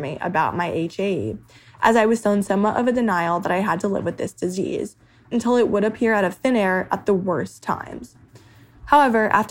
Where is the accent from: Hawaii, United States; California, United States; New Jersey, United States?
New Jersey, United States; moved away as an adult; now in Pittsburgh, United States; I'm from New Jersey and I'm 21 years old